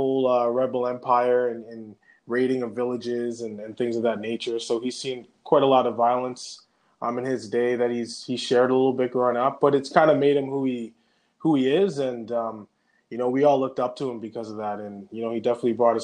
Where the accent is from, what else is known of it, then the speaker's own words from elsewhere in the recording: Gatineau, Canada; also born or lived in Saskatoon, Saskatchewan / Montreal, Quebec; at 10 years old, we moved to the Gatineau, Ottawa